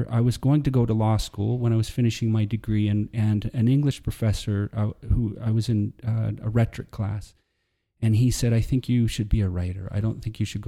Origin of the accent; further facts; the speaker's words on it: Texas, United States; moved away as an adult; also born or lived in Alberta, Canada / Lethbridge, Canada; now in Canada; when I was four, we moved down to the States, and I grew up in Texas, but I spent a lot of time in Canada